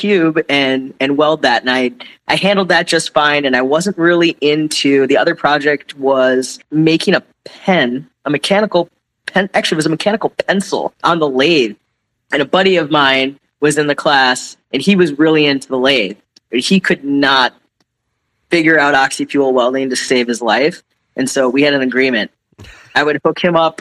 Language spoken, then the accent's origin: English; Midwest, United States; moved away; growing up in the Midwest, high schools are a little different.